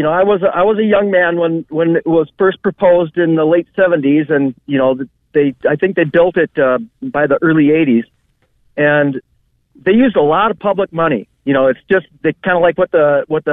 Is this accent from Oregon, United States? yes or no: no; Minneapolis, Minnesota, United States; I'm from Minneapolis